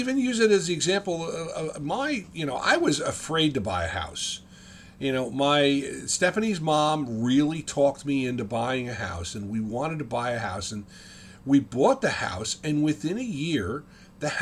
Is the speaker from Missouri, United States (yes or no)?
no; West Caldwell, New Jersey, United States; moved away as an adult; also born or lived in Ocean County, New Jersey; I grew up in Caldwell, West Caldwell, New Jersey